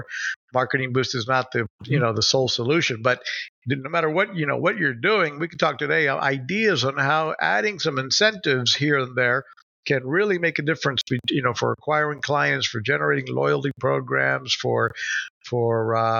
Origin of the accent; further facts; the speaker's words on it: Puerto Rico; moved away; I grew up here in Puerto Rico, but I hadn't been back in years.